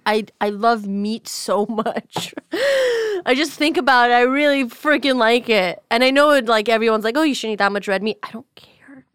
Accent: United States; I'm an American

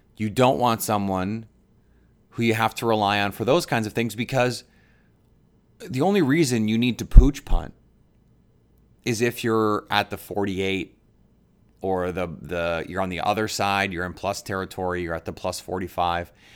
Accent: Milwaukee, Wisconsin, United States; moved away as an adult; now in New York City, United States; I'm from, I'm from Milwaukee. I grew up in Milwaukee, born and raised in Wisconsin, my entire life, same house, my entire life

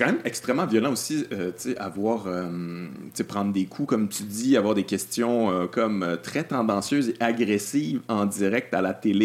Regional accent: Quebec City, Quebec, Canada; je viens de Québec

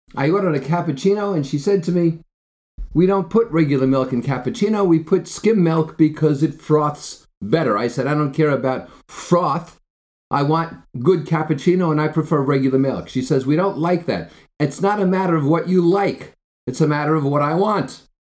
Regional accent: New Jersey, United States; I grew up in Jersey

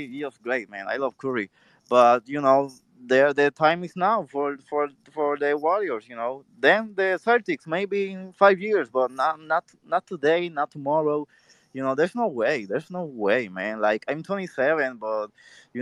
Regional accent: Puerto Rico; I'm not even from the States. I'm from Puerto Rico

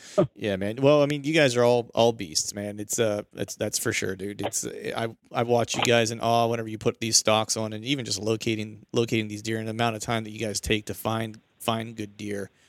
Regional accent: Pennsylvania, United States; I'm from Pennsylvania

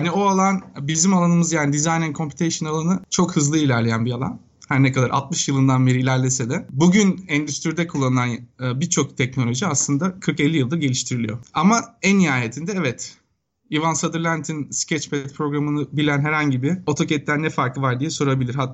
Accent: Bursa, Turkey; moved away as an adult; also born or lived in Istanbul; now in United States; Ben aslen Bursalıyım.

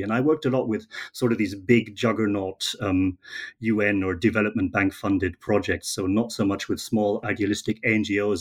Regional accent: Germany; moved away; I'm from Germany originally

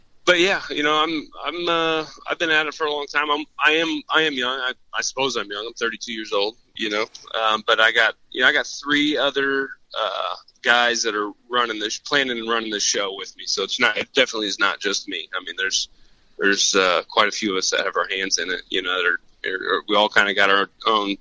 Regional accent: Champaign, Illinois, United States; I own an archery shop in Champaign. I own Hunter's Haven. So that's kind of where I grew up there.

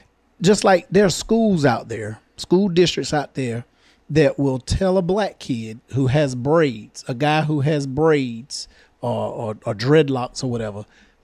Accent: the South, United States; I'm from the South here.

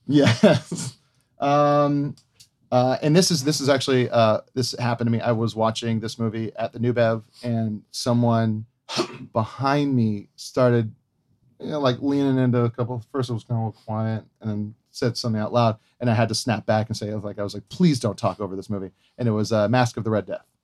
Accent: Hawaii, United States; I grew up in Hawaii

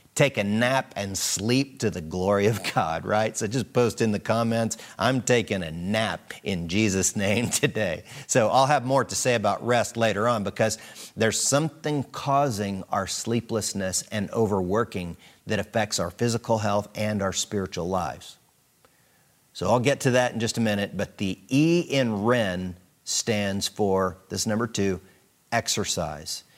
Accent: United States; growing up in America

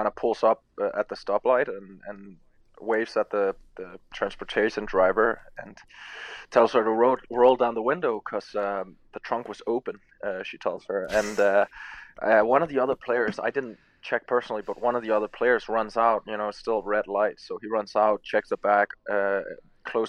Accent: Denmark; moved away; I'm from Scandinavia, where it doesn't really get close to any of those temperatures

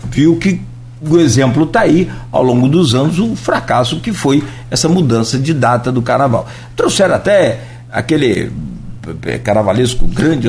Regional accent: Brazil; eu, sou de Itaúva

